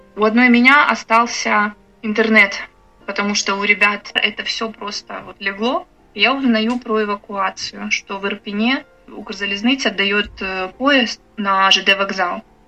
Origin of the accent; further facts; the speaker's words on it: Bucha, Kyiv Oblast, Ukraine; moved away as an adult; я из Бучи